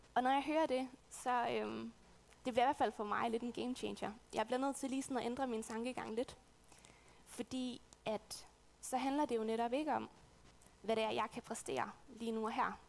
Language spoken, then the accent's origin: Danish; West Jutland, Central Denmark Region, Denmark; moved away as an adult; now in Odense, Denmark; jeg er oprindeligt fra Vestjylland, øhm, et sted ude på den jyske hede